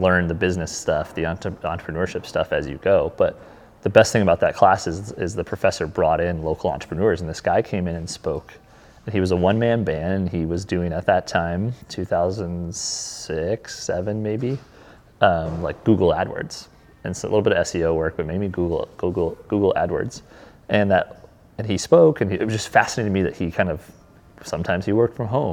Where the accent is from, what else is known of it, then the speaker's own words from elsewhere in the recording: Brookings, South Dakota, United States; also born or lived in Northeast Iowa; I grew up in Brookings